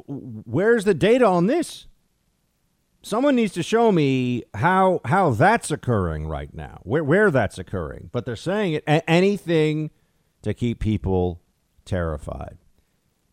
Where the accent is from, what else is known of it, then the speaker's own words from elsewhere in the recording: New York City, New York, United States; my hometown that I've paid exorbitant taxes in for decades now and that I've lived in pretty much my entire adult life.